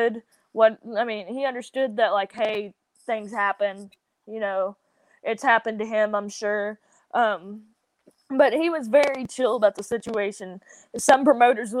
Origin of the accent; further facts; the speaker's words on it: the South, United States; accent: southern; my whole southern accent